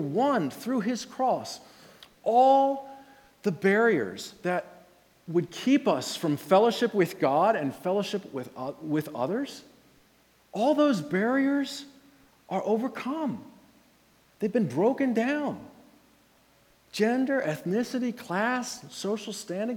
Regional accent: Red Lion, Pennsylvania, United States; I'm from Red Lion

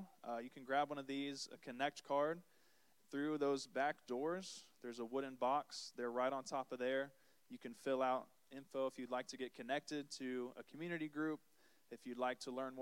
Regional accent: Ormond Beach, Florida, United States; I was born and raised here in Florida. I'm a Florida boy at heart, just down the road in Ormond Beach

